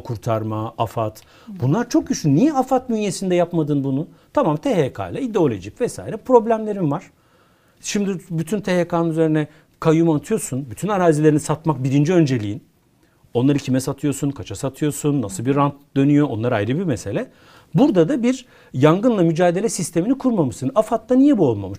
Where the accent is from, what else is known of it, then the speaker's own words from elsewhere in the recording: Konya, Turkey; Ben bir Konyalıyım.